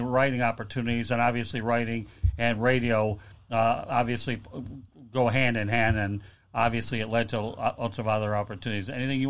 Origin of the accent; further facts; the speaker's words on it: Detroit, Michigan, United States; I'm being from the Metro Detroit area.